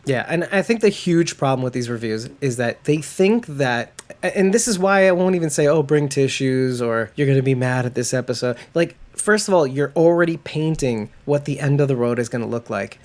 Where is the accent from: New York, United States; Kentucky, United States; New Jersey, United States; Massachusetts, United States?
New York, United States; I'm a from from New York, not a Southerner